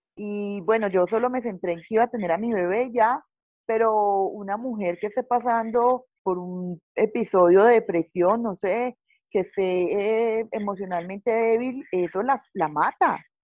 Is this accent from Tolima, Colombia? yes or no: no; Paisa, Antioquia, Colombia; yo soy una paisa